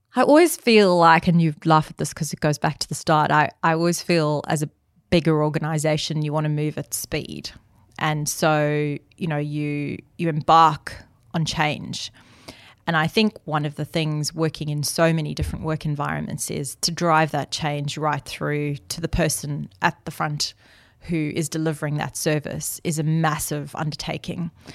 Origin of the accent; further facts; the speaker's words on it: South Africa; I grew up in my dad's restaurant. And my dad came to South Africa as an immigrant